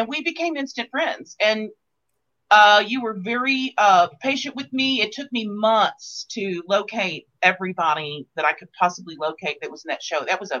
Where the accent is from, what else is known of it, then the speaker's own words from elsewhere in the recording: Texas, United States; I'm from Texas.